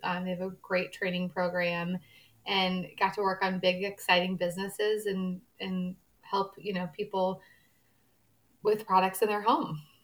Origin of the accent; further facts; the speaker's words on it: St. Louis, Missouri, United States; I grew up in St. Louis, Missouri, born and raised here